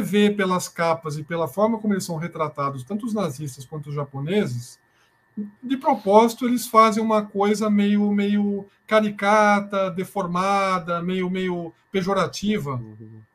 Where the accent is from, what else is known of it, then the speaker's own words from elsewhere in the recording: Brazil; a gente, como é brasileiro